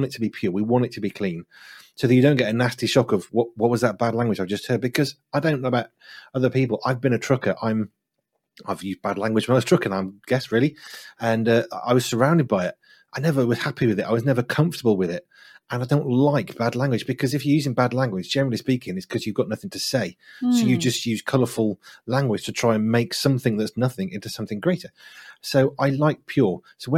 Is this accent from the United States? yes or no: no; West Midlands, United Kingdom; And so I decided what I would do, because I'm from the Black Country, is I would slow my speech down.